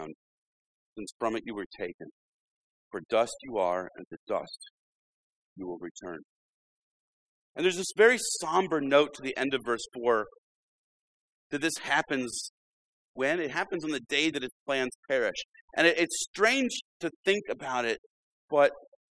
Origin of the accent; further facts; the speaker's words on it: Illinois, United States; When I was growing up in Illinois